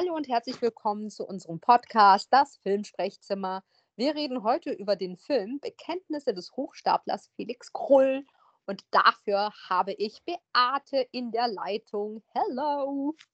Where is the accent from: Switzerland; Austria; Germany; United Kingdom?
Germany; Hesse; ich bin auch in Hessen zur Schule gegangen